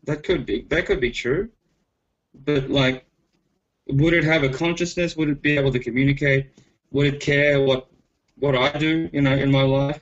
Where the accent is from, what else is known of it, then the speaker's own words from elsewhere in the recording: Australia; I was born and raised in Australia, and my parents are Filipino, but I'm culturally Australian, basically. And I work for a market research company in Brisbane.